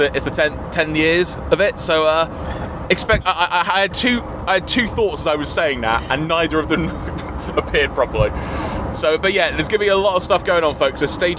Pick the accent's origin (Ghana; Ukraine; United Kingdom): United Kingdom; England; I've not been in Scotland for 2 days. I've gone back to being English.